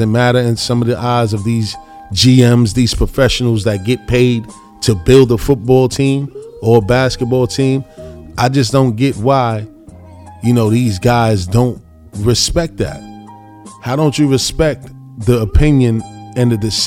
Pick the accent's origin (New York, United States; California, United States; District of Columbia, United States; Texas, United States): New York, United States; I grew up in New York sports market